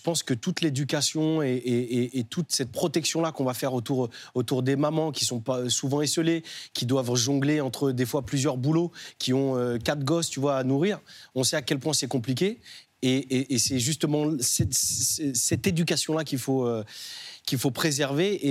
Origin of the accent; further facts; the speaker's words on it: Nantes, Pays de la Loire, France; Moi, j'ai grandi à Nantes, au Dervalière